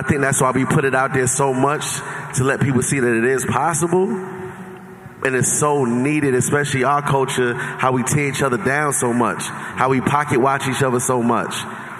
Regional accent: New York, United States; I'm from New York

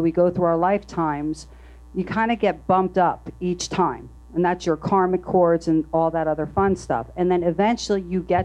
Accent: New Jersey, United States; I'm from New Jersey. And it was in Red Bank

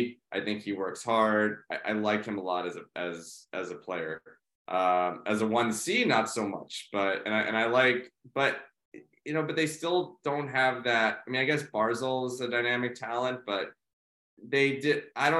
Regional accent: New York City, New York, United States; I grew up in New York City as a huge Rangers fan.

